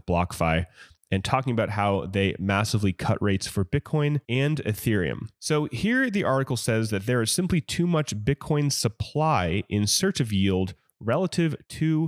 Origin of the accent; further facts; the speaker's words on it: Oakland, California, United States; I grew up in the Oakland Bay Area